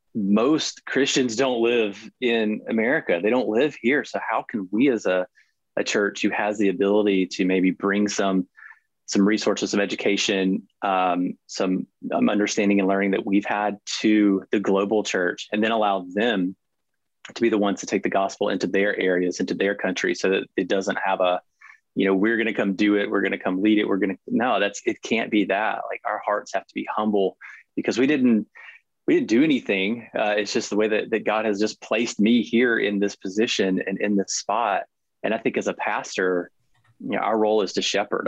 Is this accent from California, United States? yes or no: no; near Savannah, Southeast Georgia, United States; I grew up in Southeast Georgia uh, with my mother and brother. Uh, we lived in a little town just outside of Savannah, Georgia for pretty much my whole life